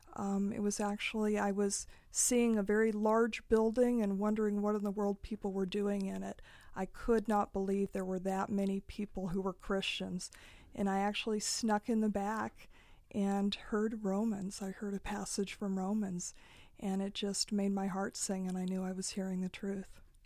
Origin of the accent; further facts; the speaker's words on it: Nyssa, Oregon, United States; I grew up in Eastern Oregon, a place called Nyssa, which is right on the Snake River